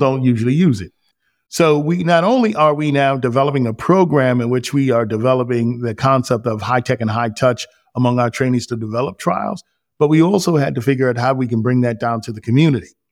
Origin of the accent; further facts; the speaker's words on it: New York, United States; moved away; I grew up in New York to a teen mob